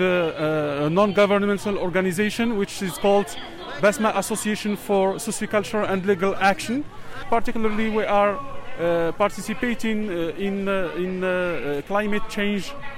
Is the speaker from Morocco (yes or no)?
yes; Morocco; I'm from Morocco